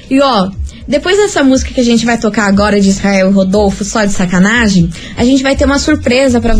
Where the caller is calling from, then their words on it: Paraná, Brazil; sou do Campo Comprido.